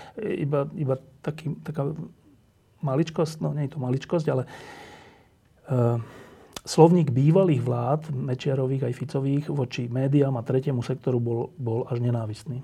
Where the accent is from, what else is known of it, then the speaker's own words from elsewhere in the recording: Slovakia; my sme Slováci